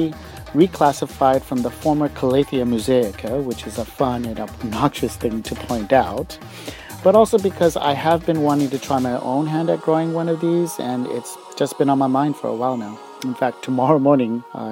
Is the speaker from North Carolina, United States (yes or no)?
no; New Mexico, United States; moved away as an adult; now in Seoul, South Korea; I'm an American expat living in South Korea, going on over 12 years now. I grew up in the desert climate of New Mexico